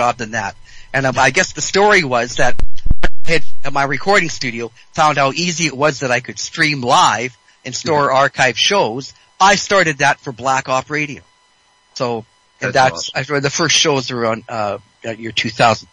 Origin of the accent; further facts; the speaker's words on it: British Columbia, Canada; I'm from British Columbia